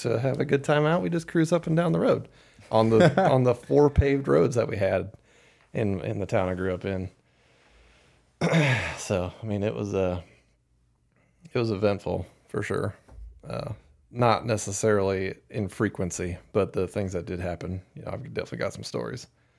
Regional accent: Nebraska, United States; Probably similar to what it's like growing up in Iowa or Kansas. Or South Dakota, out in the middle of frickin' nowhere, with nothing to do.

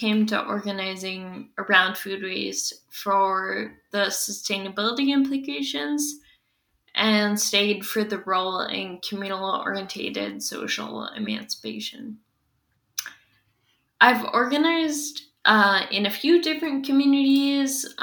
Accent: Squamish Nation territory, British Columbia, Canada; moved away as an adult; now in Lekwungen territory, Canada; I've spent most of my life before now growing up on Squamish Nation territory

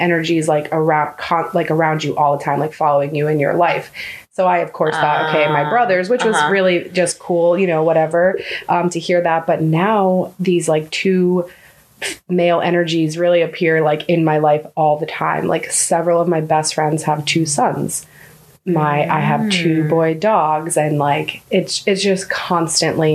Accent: Tampa Bay area, Florida, United States; also born or lived in Newburgh, New York; when I was a baby, my parents moved down to Florida into like the Tampa Bay area. And I grew up mostly in the Tampa Bay area

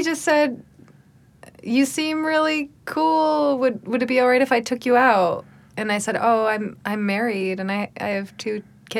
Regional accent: Rochester, New York, United States; moved away; And I said, oh, yeah, I'm from Rochester.

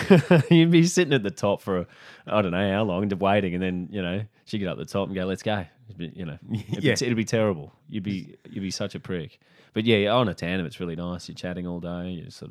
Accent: Brisbane, Queensland, Australia; Oh, I grew up in Brisbane.

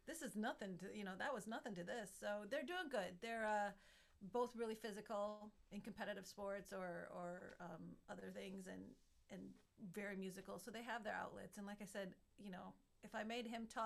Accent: Minnesota, United States; now in Canada; I'm from Minnesota

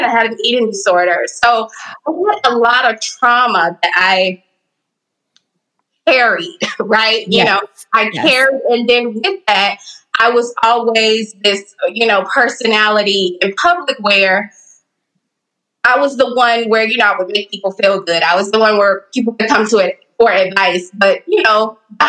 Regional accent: Dallas, Texas, United States; I grew up in Texas and Dallas. I'm a Dallas girl

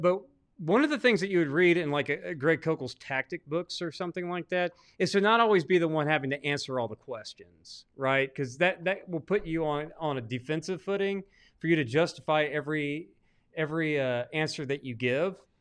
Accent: Arkansas, United States; I'm actually from Arkansas

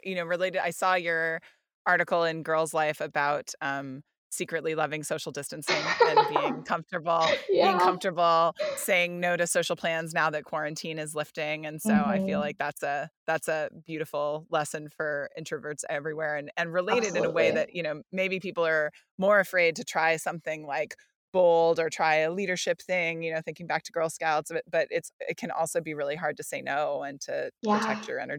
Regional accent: New York, United States; But you're just like, whatever, he needs some help. I'm from New York. It's fine.

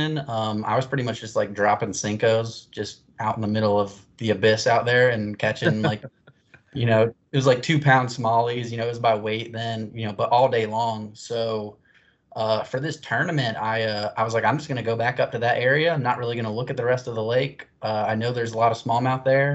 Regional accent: Dayton, Ohio, United States; also born or lived in Plattsburgh, New York; now in Columbus, United States; I was raised in Dayton, Ohio. So spent most of my life there

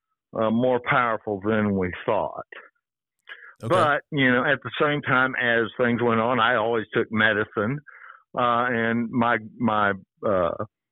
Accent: Dallas, Texas, United States; I was born in a very affluent family in Dallas, in Highland Park, with a silver spoon

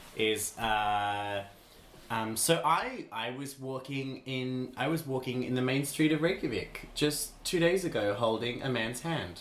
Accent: Queensland, Australia; I grew up in Queensland, industry, Australia, which is an incredibly homophobic place

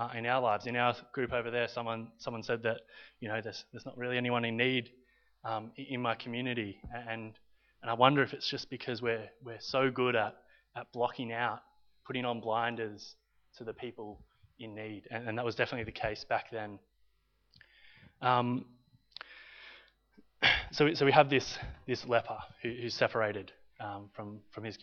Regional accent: Victoria, Australia; also born or lived in Italy; I'm half Australian and half Italian.

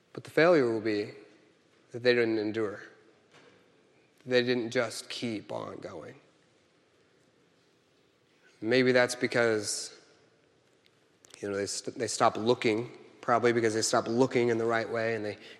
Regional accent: Kansas City, United States; I'm from Kansas City

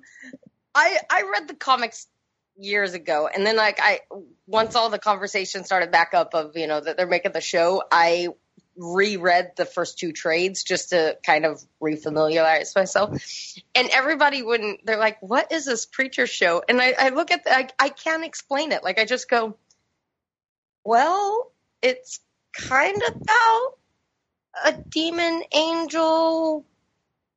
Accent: Seattle, Washington, United States; I grew up in Seattle

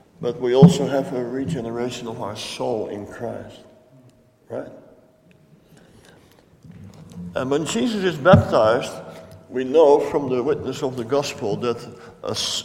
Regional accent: Netherlands; I come from Holland

